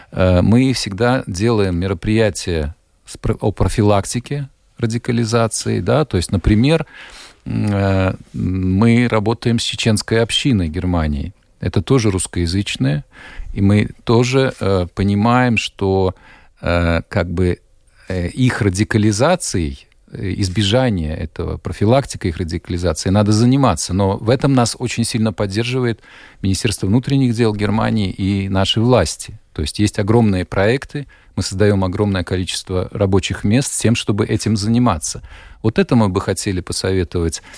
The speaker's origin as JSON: {"language": "Russian", "town": "Riga", "country": "Latvia", "tie": "born or raised there", "moved": "yes", "lives_now": "Germany", "said": "я вот родом из Риги"}